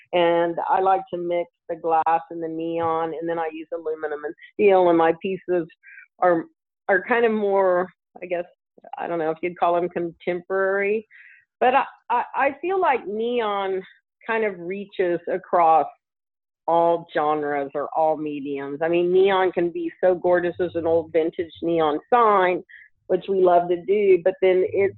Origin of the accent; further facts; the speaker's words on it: Albuquerque, New Mexico, United States; I grew up in the Air Force, but we lived in Albuquerque for a long time as kids, and we traveled a lot.